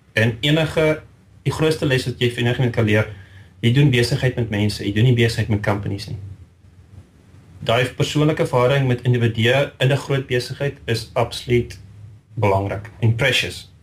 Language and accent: Afrikaans; Riebeeckstad, Free State, South Africa; moved away as an adult; now in St Albans, United Kingdom; Ek het eh, te groot geword in die Vrystaat in Riebeekstad